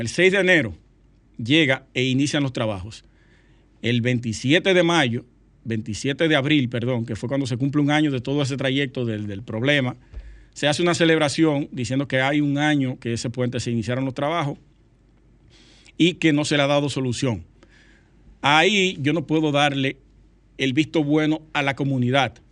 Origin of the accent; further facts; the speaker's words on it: Sosúa, Puerto Plata, Dominican Republic; Sosúa, mi pueblo natal, Sosúa.